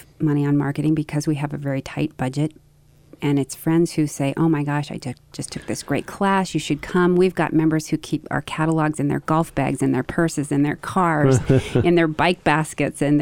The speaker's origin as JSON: {"language": "English", "region": "Idaho", "country": "United States", "tie": "born or raised there", "said": "I grew up in Idaho and studied theater in undergraduate school"}